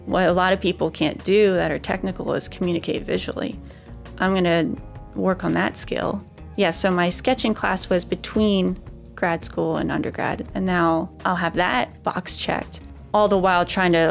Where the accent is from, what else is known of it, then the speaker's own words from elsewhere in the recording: Ireland; Carmel from my home country, Ireland, in County Sligo.